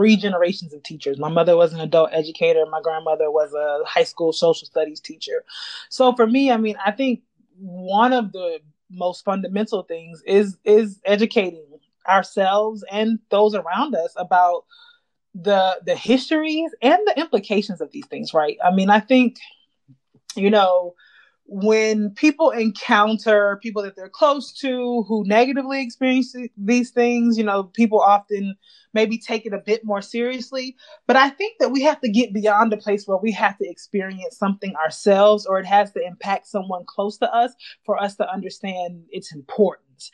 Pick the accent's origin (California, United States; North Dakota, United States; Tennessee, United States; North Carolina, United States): North Carolina, United States; I'm a Southerner. I'm from North Carolina.